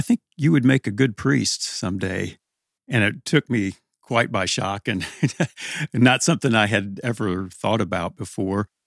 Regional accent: Evansville, Indiana, United States; also born or lived in New Albany, Indiana; then we came back to Evansville. So, since that time, grew up on the west side, close to Resurrection Parish

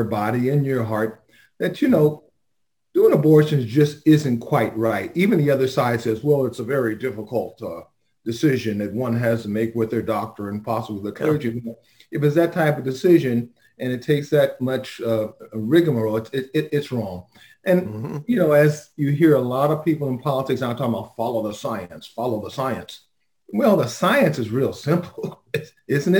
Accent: Los Angeles, California, United States; born and raised in South Central

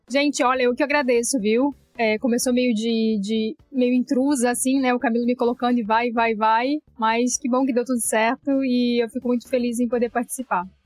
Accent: Bagé, Rio Grande do Sul, Brazil; moved away as an adult; also born or lived in Porto Alegre; now in Rio de Janeiro, Brazil; Eu sou nascida em Bagé. Bagé é interior do Rio Grande do Sul, é fronteira com o Uruguai.

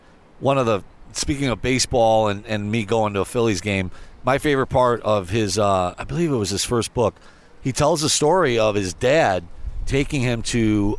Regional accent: Binghamton, New York, United States; I grew up in upstate New York. I grew up in Binghamton, New York, which is about a six-hour drive to here.

